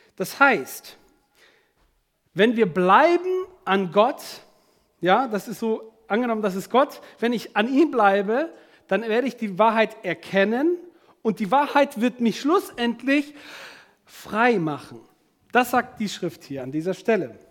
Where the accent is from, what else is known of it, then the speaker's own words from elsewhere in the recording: Germany; bei uns in Deutschland